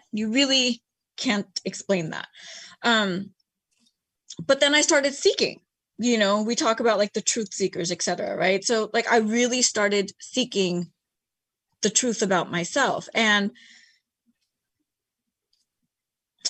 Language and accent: English; United States; also born or lived in Bay Area / Los Angeles; East Indian myself, born and raised in America